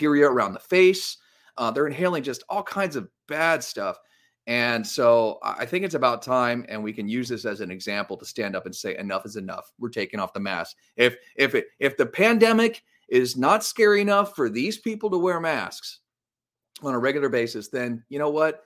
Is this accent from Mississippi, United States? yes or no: no; Los Angeles, California, United States; right here in my hometown of Los Angeles